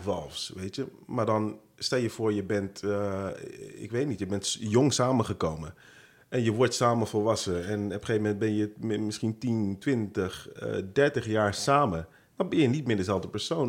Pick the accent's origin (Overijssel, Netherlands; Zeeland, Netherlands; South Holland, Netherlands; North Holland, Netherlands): South Holland, Netherlands; Rotterdam; Geboren getogen in een van de mooiste steden van, van het land, zeg ik heel trots, Rotterdam.